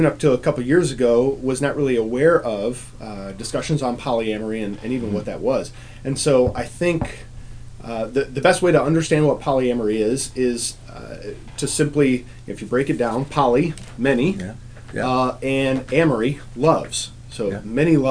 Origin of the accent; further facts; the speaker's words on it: Iowa, United States; now in Michigan, United States; I grew up in Iowa